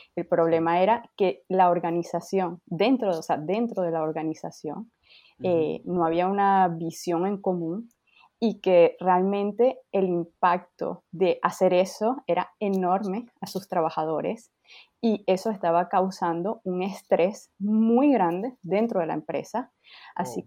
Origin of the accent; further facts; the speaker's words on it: Venezuela; now in France; yo soy de Venezuela, pero efectivamente vivo en Francia